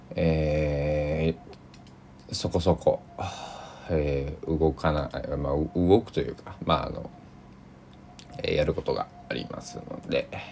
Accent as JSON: {"language": "Japanese", "region": "Kochi", "country": "Japan", "tie": "born or raised there", "moved": "yes", "lives_now": "Takamatsu, Japan", "said": "地元高知だったり"}